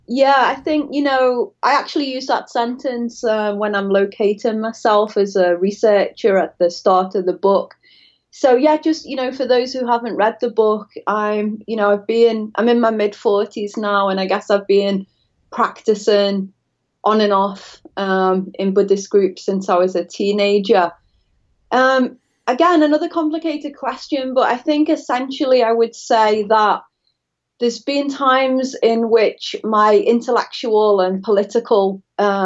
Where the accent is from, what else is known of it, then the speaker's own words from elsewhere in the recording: Liverpool, North West England, United Kingdom; now in Florida, United States; I'm from Liverpool, just to, in case the audience is startled by my accent. I'm not a native to Florida.